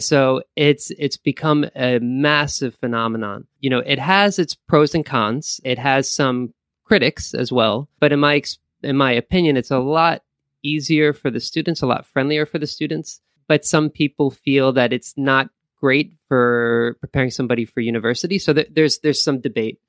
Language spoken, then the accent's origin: English; Valley Stream, New York, United States; moved away as an adult; also born or lived in Korea; now in Japan; I'm from New York, from Long Island, uh, more particularly, and, uh, which is kinda close to, uh, Queens. So I grew up in a town called Valley Stream